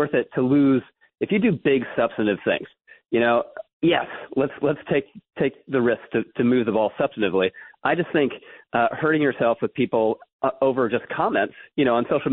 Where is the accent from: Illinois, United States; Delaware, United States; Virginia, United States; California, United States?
Virginia, United States; growing up in Virginia